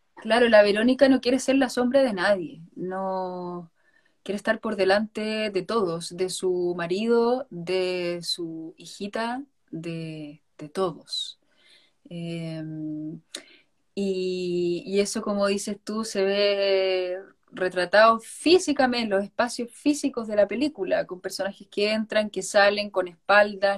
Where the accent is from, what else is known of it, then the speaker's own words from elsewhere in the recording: Chile; now in Spain; todos los intérpretes somos chilenos